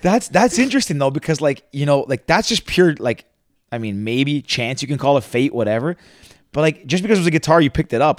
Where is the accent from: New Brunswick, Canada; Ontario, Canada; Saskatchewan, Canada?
Ontario, Canada; Mississauga; now in Toronto, Canada; I grew up in Mississauga.